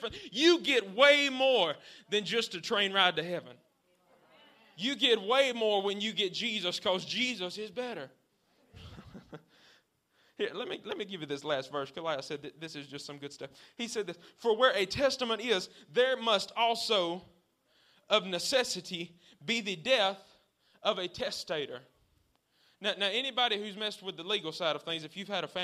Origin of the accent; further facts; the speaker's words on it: the South, United States; Since I'm from the South